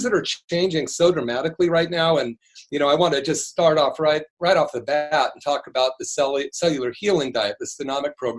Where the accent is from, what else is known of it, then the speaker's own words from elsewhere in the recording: Berkeley, California, United States; I grew up in Berkeley in the 60s